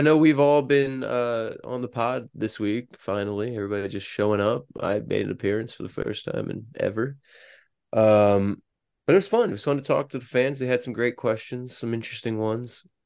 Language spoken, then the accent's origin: English; Maryland, United States; moved away; when I'm going back to Maryland for Christmas